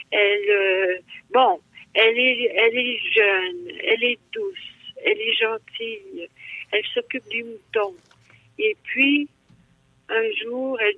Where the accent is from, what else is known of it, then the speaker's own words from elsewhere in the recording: Abitibi, Quebec, Canada; Je viens de la BTB